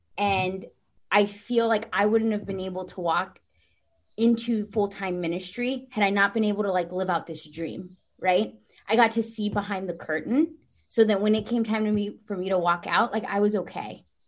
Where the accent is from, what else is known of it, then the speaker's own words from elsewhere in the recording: Texas, United States; So I came from Texas, knew nothing about hockey.